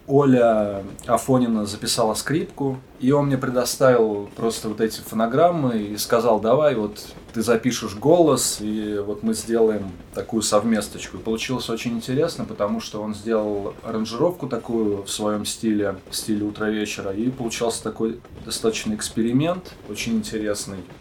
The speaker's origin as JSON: {"language": "Russian", "town": "Brest", "region": "Brest Region", "country": "Belarus", "tie": "born or raised there", "also_born_or_lived": "Saint Petersburg / Magnitogorsk", "moved": "yes", "said": "я родился в городе Героя Бресте, это в Беларуси"}